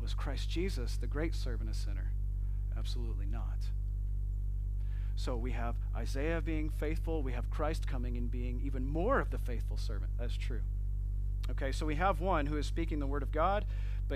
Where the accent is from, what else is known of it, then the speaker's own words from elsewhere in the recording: Flint, Michigan, United States; I'm from Flint, Michigan.